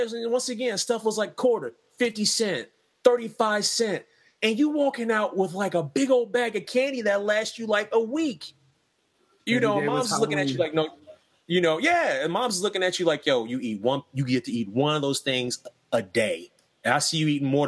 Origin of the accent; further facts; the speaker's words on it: Middletown, United States; when I grew up in Middletown, there used to be this corner store